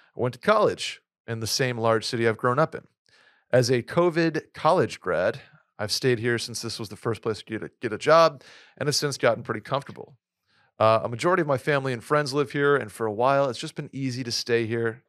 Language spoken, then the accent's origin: English; Saratoga Springs, New York, United States; moved away as an adult; also born or lived in Boston; I moved from my hometown of Saratoga to Boston for school